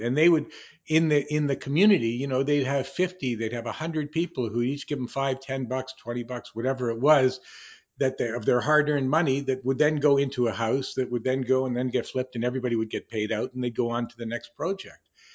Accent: Canada; I, I grew up in Canada

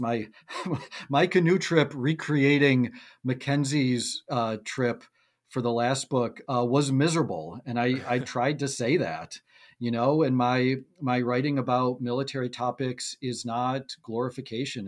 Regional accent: Buffalo, New York, United States; growing up in Buffalo

